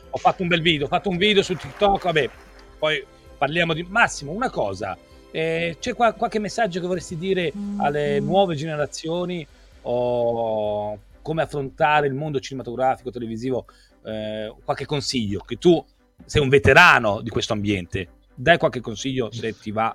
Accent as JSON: {"language": "Italian", "town": "Desio", "region": "Lombardy", "country": "Italy", "said": "son di Desio"}